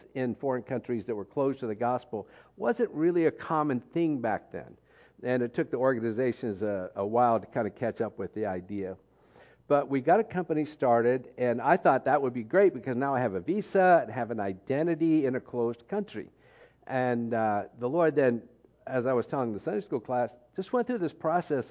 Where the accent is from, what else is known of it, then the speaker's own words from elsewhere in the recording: United States; moved away as an adult; because I'm from the U.S., I'm considered American